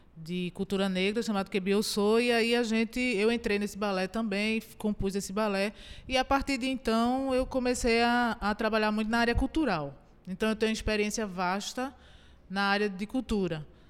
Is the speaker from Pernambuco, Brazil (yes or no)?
yes; Goiana, Pernambuco, Brazil; eu nasci em Goiânia. Então eu digo que eu sou uma heroína de Itajucupapo